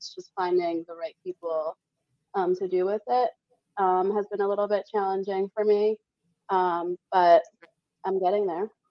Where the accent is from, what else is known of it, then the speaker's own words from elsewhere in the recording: Las Vegas, Nevada, United States; And I was like … from Vegas.